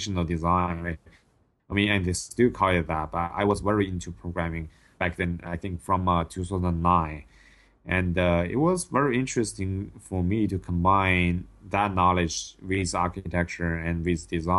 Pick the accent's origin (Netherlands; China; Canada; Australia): China; English is a second language; moved away as an adult; also born or lived in Oxford, Ohio, United States / Los Angeles, United States; my hometown is not a big city in China, but it actually has 6 million people